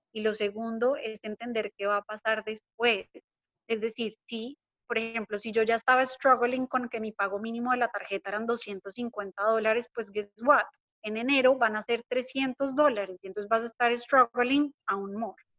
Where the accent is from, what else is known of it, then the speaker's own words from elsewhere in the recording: Colombia; hablando como colombiana